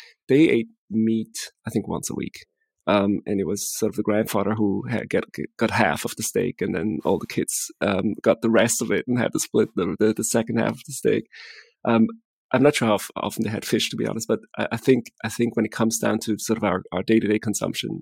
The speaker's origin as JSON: {"language": "English", "country": "Switzerland", "second_language": "English", "said": "I'm from Switzerland"}